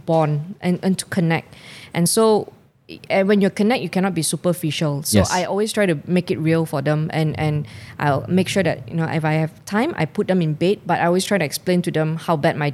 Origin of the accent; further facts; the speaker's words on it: Subang Jaya, Selangor, Malaysia; my hometown, Subang Jaya.